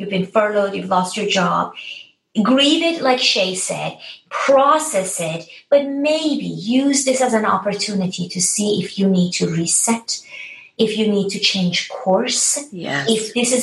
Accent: Tehran, Tehran Province, Iran; moved away; I was born and raised in Tehran, Iran.

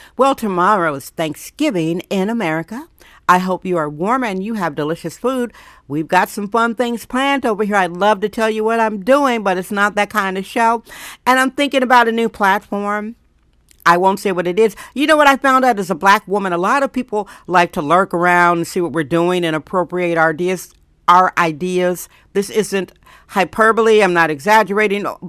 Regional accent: Milwaukee, Wisconsin, United States; now in San Francisco, United States; I was raised in poverty in Milwaukee, Wisconsin

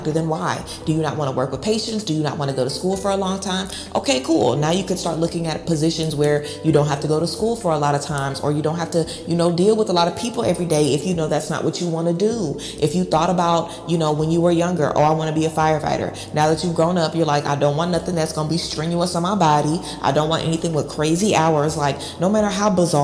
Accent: Baton Rouge, Louisiana, United States; moved away; I'm from the hood, okay? I'm from Baton Rouge, Louisiana.

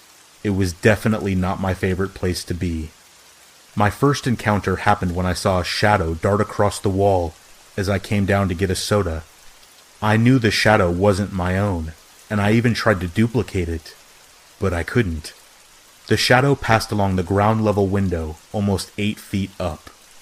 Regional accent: Nebraska, United States; also born or lived in Arizona; I'm originally from Arizona, but I grew up in Nebraska, in a small town about an hour south of the South Dakota border.

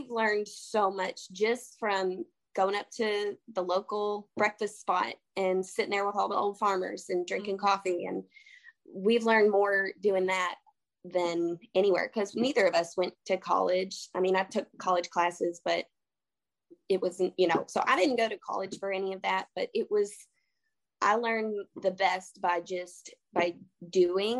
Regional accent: Kentucky, United States; I'm from Kentucky

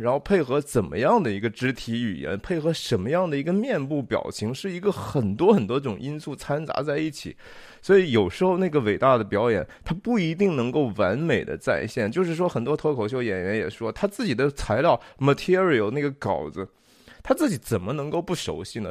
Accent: China; 我们中国人叫卖淫嘛

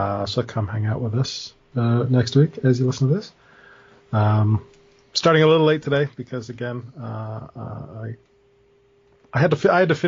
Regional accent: New England, United States; I'm from New England

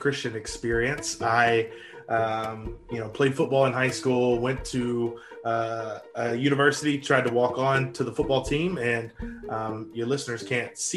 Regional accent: Northeast Louisiana, United States; also born or lived in Arkansas; I am from Louisiana, Northeast Louisiana.

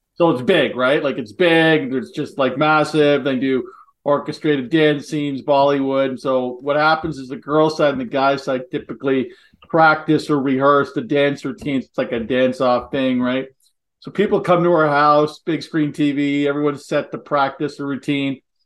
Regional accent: Halifax, Nova Scotia, Canada; we grew up in the East Coast, uh, Nova Scotia and Halifax

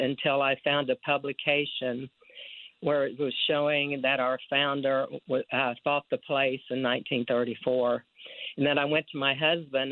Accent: Dayton, Ohio, United States; moved away as an adult; also born or lived in Texas; now in Arlington, United States; I grew up in Dayton, Ohio, and when I was 20 years old, my husband and I moved to Texas

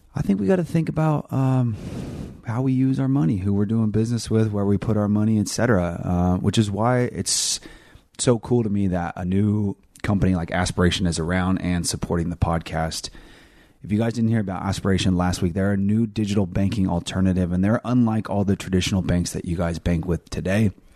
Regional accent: California, United States; I'm from California

